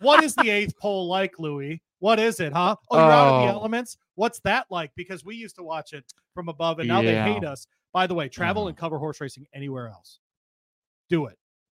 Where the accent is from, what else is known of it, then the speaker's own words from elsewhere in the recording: Michigan, United States; moved away as an adult; now in Louisville, United States; I grew up in Michigan